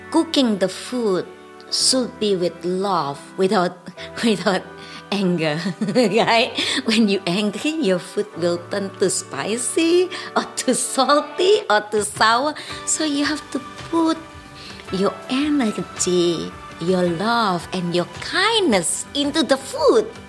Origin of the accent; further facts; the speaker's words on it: Indonesia; moved away as an adult; now in Astoria, Queens, New York, United States; and I live in Astoria, Queens, New York. I came from Indonesia.